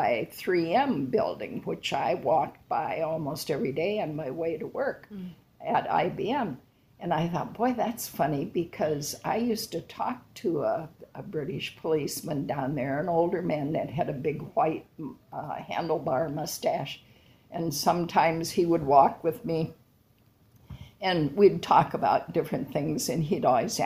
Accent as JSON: {"language": "English", "town": "Manchester", "region": "Iowa", "country": "United States", "tie": "born or raised there", "also_born_or_lived": "Cedar Rapids, Iowa / London", "said": "I was born and raised in Manchester, Iowa"}